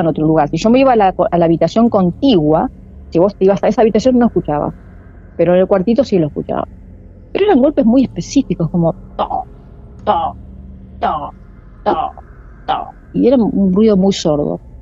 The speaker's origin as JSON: {"language": "Spanish", "town": "Del Viso", "region": "Buenos Aires", "country": "Argentina", "tie": "born or raised there", "said": "Ahí nací yo, en Delviso"}